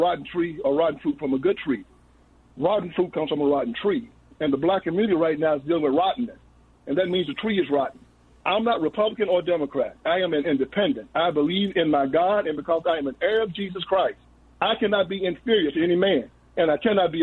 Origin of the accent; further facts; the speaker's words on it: West Tennessee, United States; I was raised in West Tennessee, 50 miles where Martin Luther King Jr. was killed